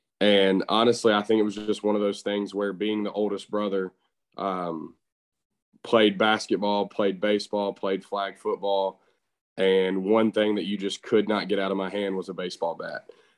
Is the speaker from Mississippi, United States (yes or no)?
yes; Nesbit, Mississippi, United States; also born or lived in Southaven, Mississippi; So we're from Nesbitt, Mississippi, and grew up there. Lived a little bit in South Haven with my mom before moving in with my dad. We grew up there